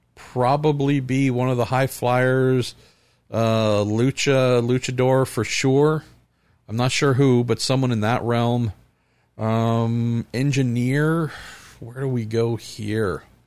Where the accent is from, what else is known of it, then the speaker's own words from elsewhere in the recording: United States; as an American